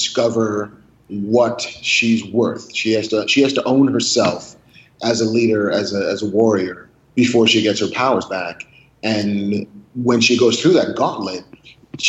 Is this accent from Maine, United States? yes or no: no; New York City, New York, United States; also born or lived in Long Island, New York; I grew up in the Bronx and on the South Shore of Long Island